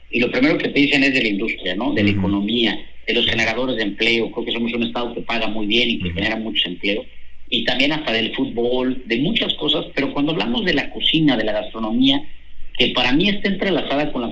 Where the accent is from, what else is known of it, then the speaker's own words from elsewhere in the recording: Monterrey, Nuevo León, Mexico; Y creo que ahorita como regios ya